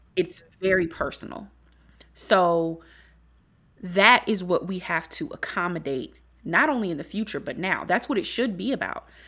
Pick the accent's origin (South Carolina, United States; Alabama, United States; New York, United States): South Carolina, United States; Beaufort; I'm from Beaufort, South Carolina